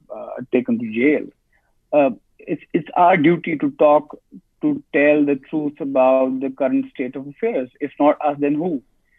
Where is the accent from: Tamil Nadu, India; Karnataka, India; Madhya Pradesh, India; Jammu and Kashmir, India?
Jammu and Kashmir, India; I am from Kashmir, and we Kashmir journalists always speak truth to the power